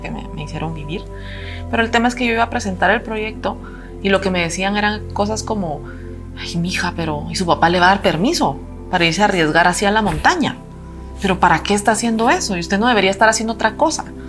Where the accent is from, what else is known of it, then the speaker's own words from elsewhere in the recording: Guatemala; como mujer guatemalteca